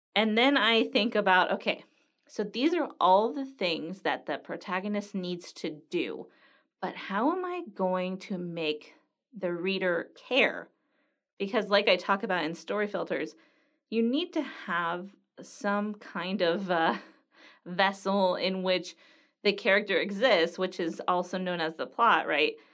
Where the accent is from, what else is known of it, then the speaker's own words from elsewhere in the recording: Los Angeles, California, United States; moved away as an adult; also born or lived in Greece; now in Greensburg, United States; I'm from Los Angeles